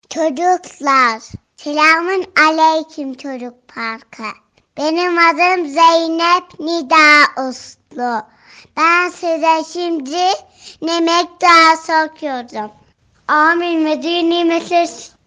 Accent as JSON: {"language": "Turkish", "region": "Yalova", "country": "Turkey", "said": "Hmm, Yalova'danım. Hmm, Erkam Radyo evinde 4 yaşındayım."}